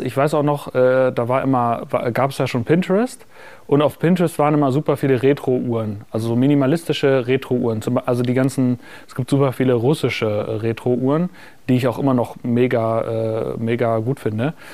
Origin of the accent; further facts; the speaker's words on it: Münster, North Rhine-Westphalia, Germany; moved away; damals habe ich ja noch in meiner Heimatstadt Münster gewohnt